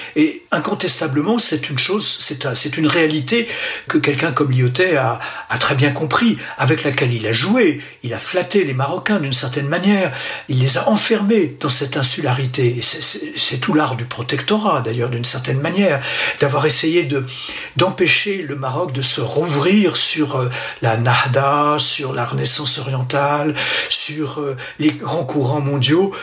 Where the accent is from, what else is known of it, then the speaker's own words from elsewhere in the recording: Lyon, Auvergne-Rhône-Alpes, France; je suis français et lyonnais